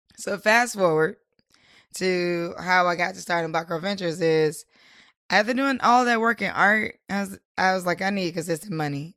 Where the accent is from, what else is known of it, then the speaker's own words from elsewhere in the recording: Durham, North Carolina, United States; now in Washington, D.C. area, United States; I'm from, I'm originally from Durham, North Carolina, and I now am in the D M V, like, the D C area.